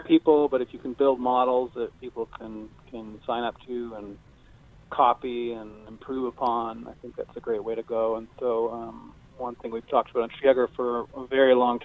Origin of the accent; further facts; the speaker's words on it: near Montreal, Quebec, Canada; also born or lived in Seattle; now in Maui, United States; I'm undercover Canadian from near Montreal